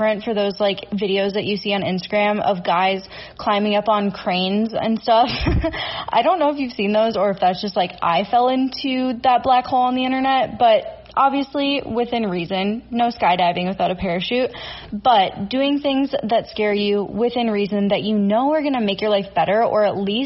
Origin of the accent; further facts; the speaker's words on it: Minnesota, United States; I'm from Minnesota